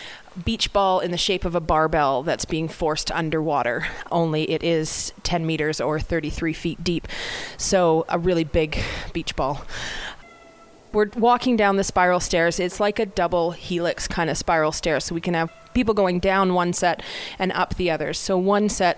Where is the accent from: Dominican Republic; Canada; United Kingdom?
Canada; Armstrong, British Columbia; I grew up in British Columbia in a small town called Armstrong.